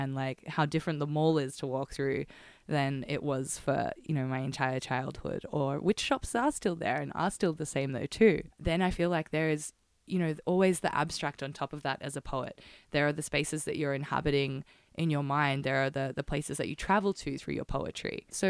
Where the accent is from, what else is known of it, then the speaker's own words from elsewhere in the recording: Footscray, Victoria, Australia; Ruby and I are lifelong Westies, if you will. Mm-hmm. We both grew up in Footscray, less than a kilometre away from each other